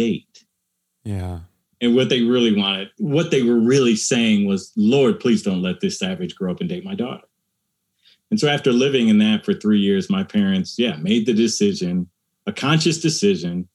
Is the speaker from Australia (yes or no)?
no; United States; my experience of a person of color growing up in America